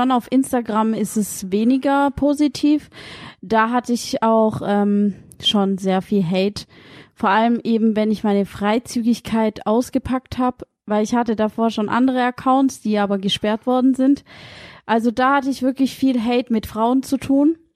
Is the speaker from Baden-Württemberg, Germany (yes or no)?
yes; near Stuttgart, towards Sindelfingen, Baden-Württemberg, Germany; Aber ich sag halt immer, ich komme aus Stuttgart. ich wohne in der Nähe von Stuttgart